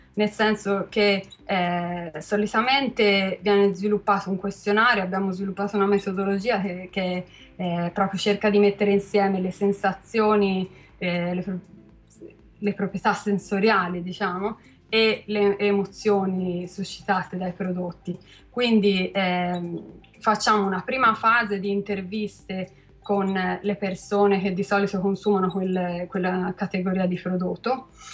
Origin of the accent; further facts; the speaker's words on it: Carmignano, Tuscany, Italy; sono, sono di Carmignano